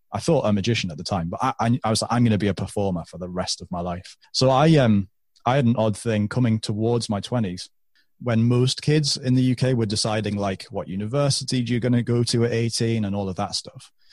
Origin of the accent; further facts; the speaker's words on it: United Kingdom; moving back to my hometown where I still am.